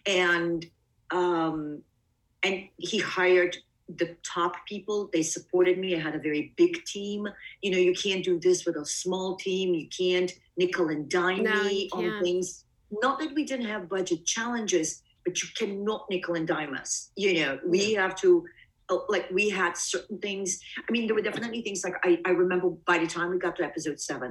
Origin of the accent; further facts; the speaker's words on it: Bulgaria; also born or lived in Greece / East Coast, United States; now in United States; Obviously I'm not an American. I was born in Bulgaria, but my family and I left.